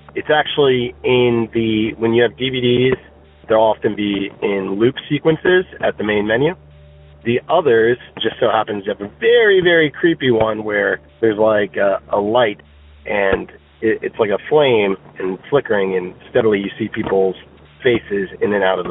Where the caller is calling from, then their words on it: Virginia, United States; also born or lived in New Jersey; I'm calling you from Virginia